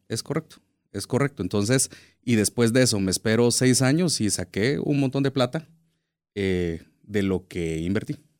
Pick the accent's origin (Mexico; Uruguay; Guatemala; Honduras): Guatemala; nosotros como guatemaltecos